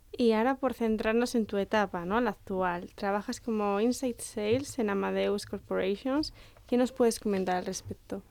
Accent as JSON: {"language": "Spanish", "country": "Spain", "also_born_or_lived": "Shanghai", "said": "tanto chinos como españoles"}